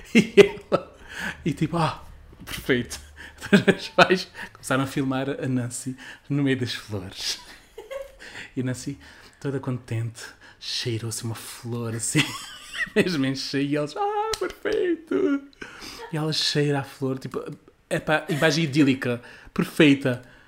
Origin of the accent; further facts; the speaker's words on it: Algarve, Portugal; eu fiz a universidade cá no Algarve